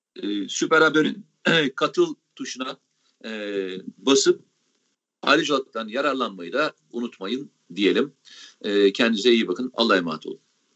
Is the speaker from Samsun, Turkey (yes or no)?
yes; Samsun, Turkey; kendi memleketimden